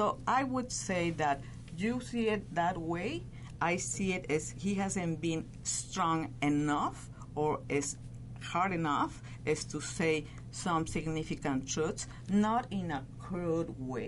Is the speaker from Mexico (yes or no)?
yes; Mexico; now in United States; I am very proudly from Mexico, and well, I am very proudly a citizen of the U.S.